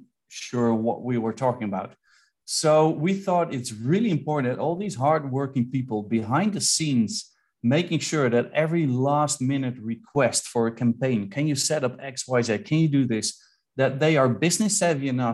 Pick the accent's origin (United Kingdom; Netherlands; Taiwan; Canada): Netherlands; I'm from the Netherlands